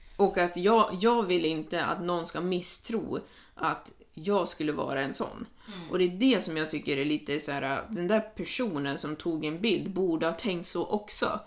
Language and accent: Swedish; Sweden; jag var svensk